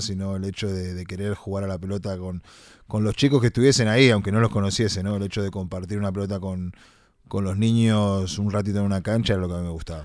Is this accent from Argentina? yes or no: no; Uruguay; moved away; la uruguaya es la que realmente siempre, siempre está, siempre estuvo y es de donde, donde salí yo, ¿no? De donde vengo